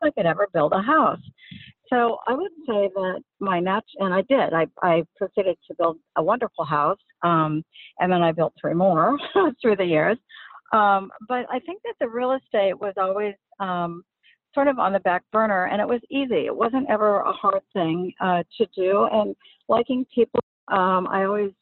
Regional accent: Seattle, Washington, United States; moved away as an adult; also born or lived in Bellevue; now in California, United States; I grew up in the Seattle area. I went to high school in Sammamish High School in Bellevue.

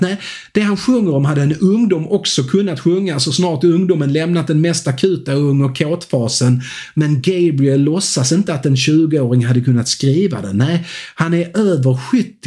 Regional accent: Skåne, Sweden; jag är en glad skåning

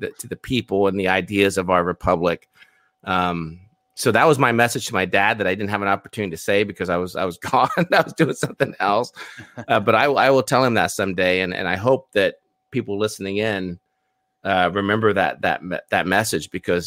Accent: United States; I was born in the States

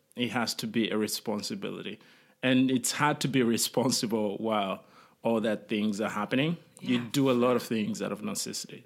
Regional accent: Rwanda; moved away; I was born in Rwanda and my family fled

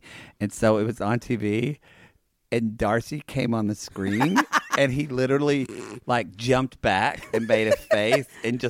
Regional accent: Oklahoma, United States; from Oklahoma. We had to know it. It was my first concert.

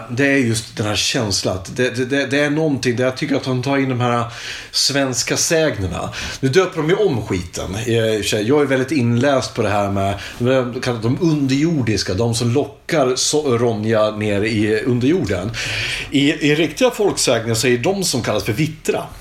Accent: Stockholm, Stockholm County, Sweden; Jag kommer från Stockholm, låter som en gammal bänkalkis.

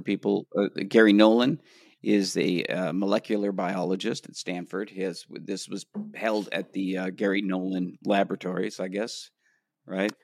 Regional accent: Canada; moved away as an adult; now in Los Angeles, United States; as a Canadian

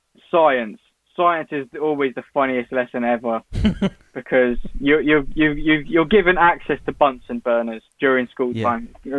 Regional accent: Newport Pagnell, South East England, United Kingdom; I loved it. There's not much to do here. So you just kind of make your own fun, I guess. There's nothing really.

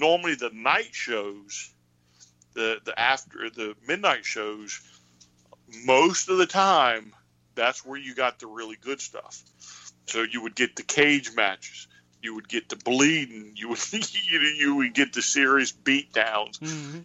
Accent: Highland Springs, Virginia, United States; I grew up in Highland Springs, which is a suburb of Richmond

